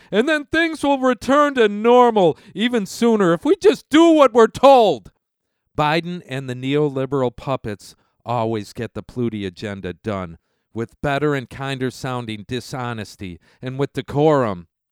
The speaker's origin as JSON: {"language": "English", "country": "United States", "said": "We as American citizens"}